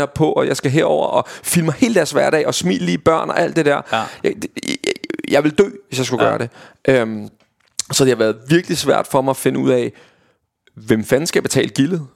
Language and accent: Danish; Vestegnen, Capital Region of Denmark, Denmark; jeg var fra Vestegnen, og derfor min slang kommer ind i spil